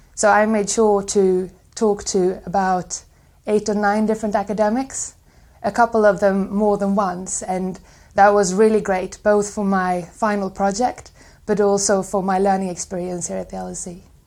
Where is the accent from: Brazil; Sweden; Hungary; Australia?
Sweden; I am from Sweden